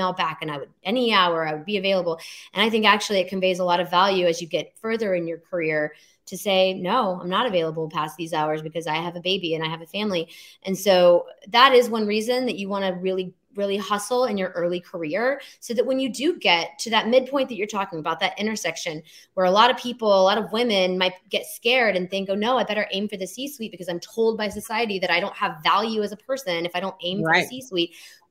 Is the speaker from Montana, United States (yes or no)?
no; Alabama, United States; moved away as an adult; I came from Alabama, very conservative upbringing